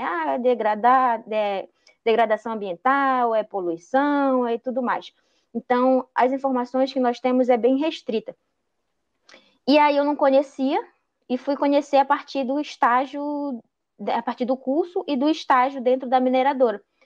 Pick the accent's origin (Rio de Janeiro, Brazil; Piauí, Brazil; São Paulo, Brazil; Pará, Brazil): Pará, Brazil; Juruti; eu sou de Juruti, tenho 26 anos